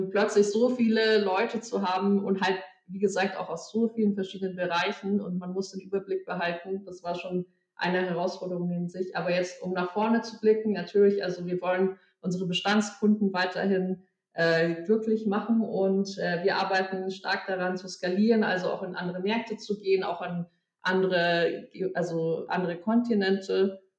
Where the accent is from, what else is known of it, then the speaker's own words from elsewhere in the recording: Munich, Bavaria, Germany; moved away as an adult; now in Berlin, Germany; ich bin eigentlich Münchnerin, äh, born and raised quasi.